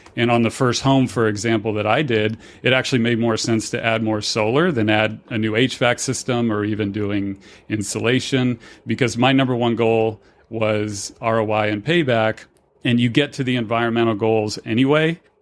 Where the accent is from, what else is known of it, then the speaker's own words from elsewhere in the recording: Fort Myers, Florida, United States; now in Denver, United States; my hometown in Fort Myers, Cape Coral area, Florida